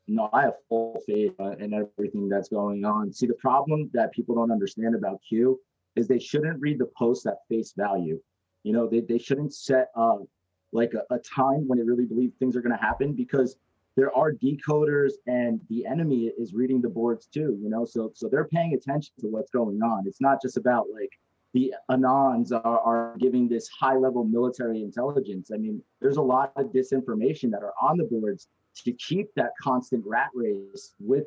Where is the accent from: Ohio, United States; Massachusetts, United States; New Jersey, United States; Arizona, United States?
New Jersey, United States; because I'm from New Jersey. I lived about 20 minutes from New York City.